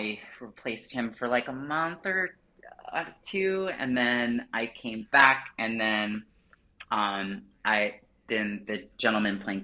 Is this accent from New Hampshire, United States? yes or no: yes; Portsmouth, New Hampshire, United States; also born or lived in London; now in New York City, United States; called Seacoast Repertory Theater, which is in my hometown of Portsmouth, New Hampshire